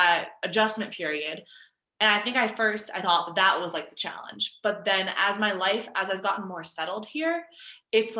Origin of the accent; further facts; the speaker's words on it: Westwood, Massachusetts, United States; moved away as an adult; now in Colorado, United States; my hometown in suburban Massachusetts